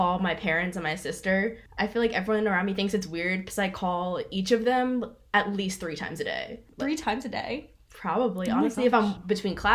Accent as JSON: {"language": "English", "region": "Maryland", "country": "United States", "moved": "as an adult", "said": "I'm from Maryland. I came here for school"}